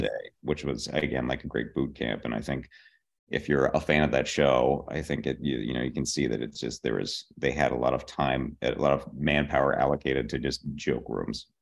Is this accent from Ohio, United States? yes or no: no; Pittsburgh, Pennsylvania, United States; born or raised there; moved away as an adult; also born or lived in Boston